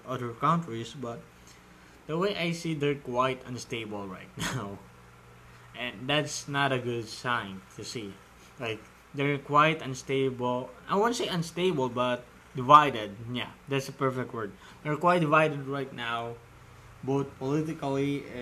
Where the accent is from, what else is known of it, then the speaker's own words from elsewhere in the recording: Philippines; I'm from Philippines